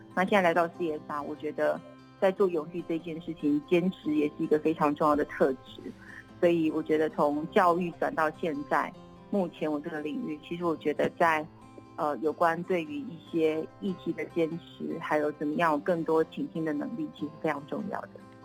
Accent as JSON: {"language": "Chinese", "region": "Kaohsiung", "country": "Taiwan", "tie": "born or raised there", "also_born_or_lived": "Taipei", "moved": "as an adult", "said": "我是高雄人哎，然从后从南部，哎。对，然后后来念了文藻在高雄"}